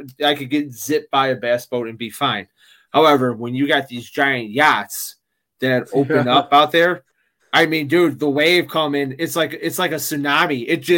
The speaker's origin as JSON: {"language": "English", "region": "Midwest", "country": "United States", "said": "you know, I'm from the Midwest, you know, the whole thing, the Windy City"}